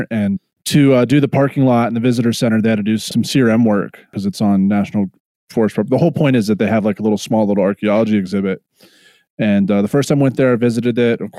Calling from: West Virginia, United States; you know I'm recording this from West Virginia

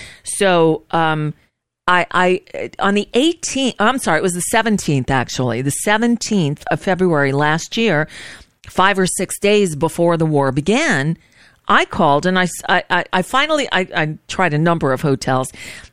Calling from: United States; I'm calling from the United States, and we're kind of worried about you guys over there.

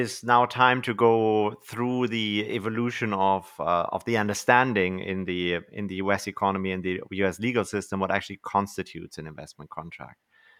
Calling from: Canada; So just for context, actually, so I'm talking from Canada.

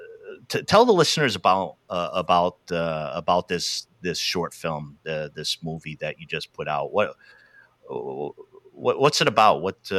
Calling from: Eugene, Oregon, United States; And I'm calling out from Eugene, Oregon, Tracktown, USA, home of the Ducks.

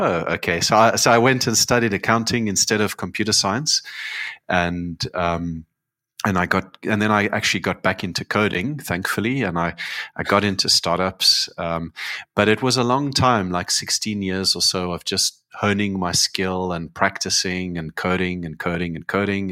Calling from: Cape Town, Western Cape, South Africa; I'm calling in from Cape Town

